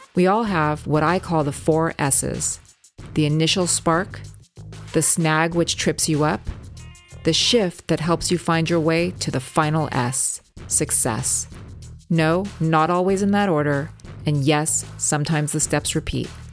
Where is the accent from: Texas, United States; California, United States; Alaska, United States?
California, United States; Los Angeles; I'm born and raised in Los Angeles